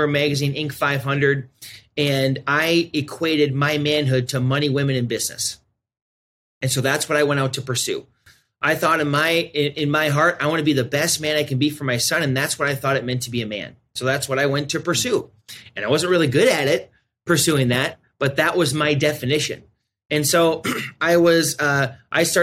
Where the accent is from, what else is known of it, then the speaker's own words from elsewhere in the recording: South Dakota, United States; I'm born and raised in South Dakota. I'm a South Dakota boy, probably always will be.